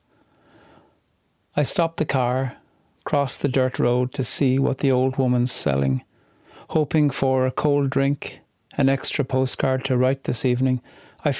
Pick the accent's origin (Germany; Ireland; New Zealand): Ireland; County Cork, Munster; I grew up in County Cork